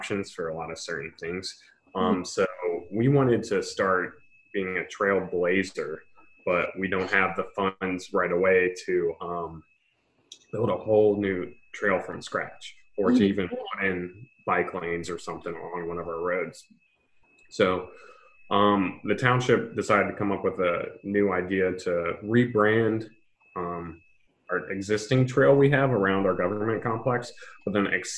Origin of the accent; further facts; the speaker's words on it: Mentor, Ohio, United States; moved away as an adult; now in Cincinnati, United States; I'm from Menor